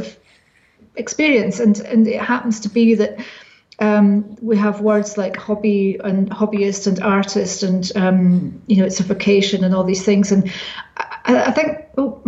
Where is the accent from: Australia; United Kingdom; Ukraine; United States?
United Kingdom; small Scottish town, Scotland; my hometown, which is a town of secrets and things going on